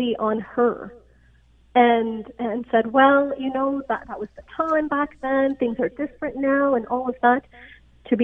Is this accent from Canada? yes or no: yes; Canada; accent: no accent; also born or lived in Pakistan; I am Pakistani, I am brown, and I've grown up mostly in Canada. But I am an immigrant